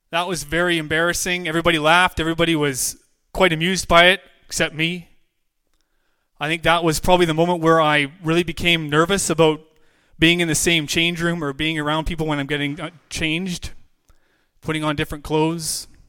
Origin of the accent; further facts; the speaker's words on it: Williams Lake, British Columbia, Canada; I'm from Williams Lake, British Columbia.